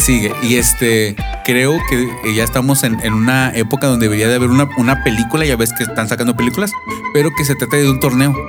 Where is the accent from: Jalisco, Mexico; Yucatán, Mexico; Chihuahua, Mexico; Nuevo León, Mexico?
Chihuahua, Mexico; moved away; soy de Chihuahua